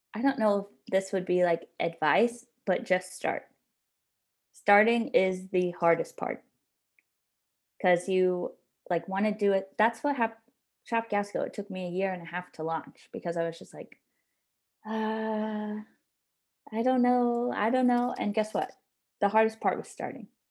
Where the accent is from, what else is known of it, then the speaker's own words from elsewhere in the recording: Jacksonville, Florida, United States; moved away; I'm originally from Jacksonville